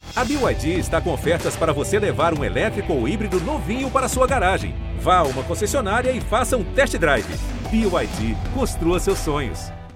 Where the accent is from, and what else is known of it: Brazil; also born or lived in London / United States